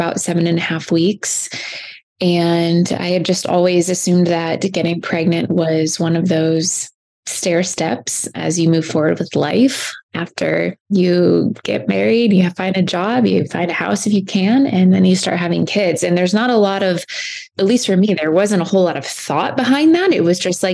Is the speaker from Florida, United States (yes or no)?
no; Fort Wayne, Indiana, United States; now in Southern California, United States; I was born and raised in Fort Wayne, Indiana.